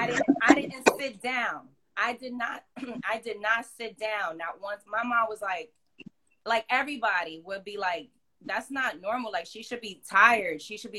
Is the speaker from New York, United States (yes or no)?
yes; New York City, New York, United States; moved away as an adult; now in Los Angeles, United States; I grew up in Harlem. I have family in the Bronx. I have family in Washington Heights. So I'm I'm a New York City girl.